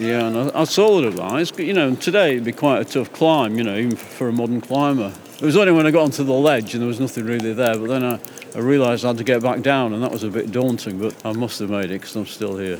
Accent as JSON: {"language": "English", "area": "Langdale, Lake District", "region": "North West England", "country": "United Kingdom", "tie": "born or raised there", "said": "This is my hometown"}